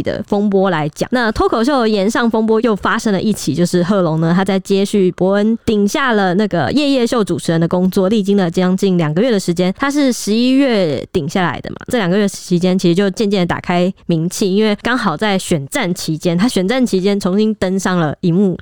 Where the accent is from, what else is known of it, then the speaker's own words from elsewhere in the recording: Taiwan; 我们是我们台湾人，我们应该蛮乐在其中